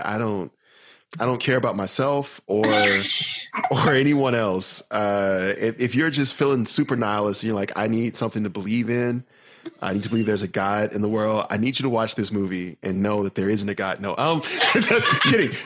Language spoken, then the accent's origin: English; the South, United States; I'm from the South